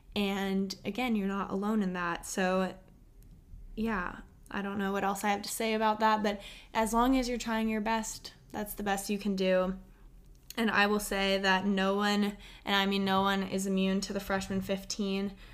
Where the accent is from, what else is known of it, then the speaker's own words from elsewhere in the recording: Austin, Texas, United States; I was born and raised in Austin, Texas